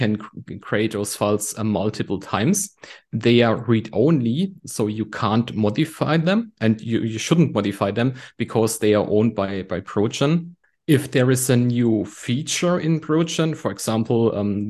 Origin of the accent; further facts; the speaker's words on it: Germany; I'm from Germany.